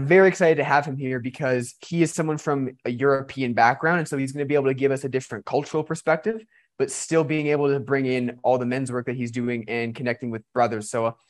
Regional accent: Canada; born or raised there

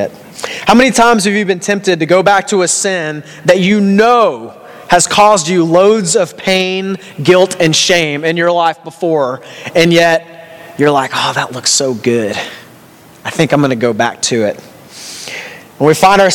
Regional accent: Texas, United States; now in Canada; in America, I'm from Texas

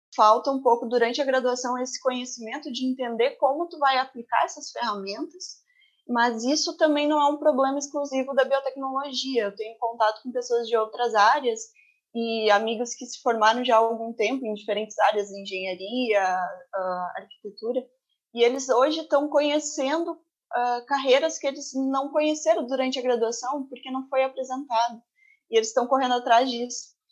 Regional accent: Terra de Areia, Rio Grande do Sul, Brazil; Eu sou natural de Terra de Areia, que é uma cidade no litoral do Rio Grande do Sul

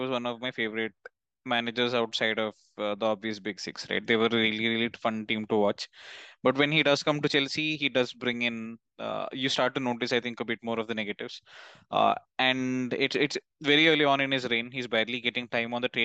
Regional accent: South India, India; now in Delhi, India; for my hometown, Diwali isn't that big a deal because we're down in the south

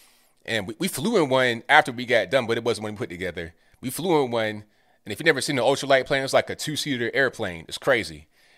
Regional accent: Parkersburg, West Virginia, United States; also born or lived in Winfield / Canova; I grew up in Parkersburg. I know I'm a Parkersburg. Shout out to you. Lived in Kanawha County for a while. I lived in Winfield and Canova for a while.

